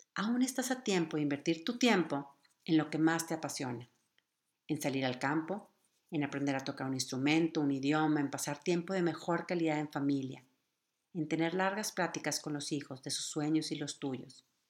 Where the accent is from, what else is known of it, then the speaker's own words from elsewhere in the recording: Mexico; nuestro querido México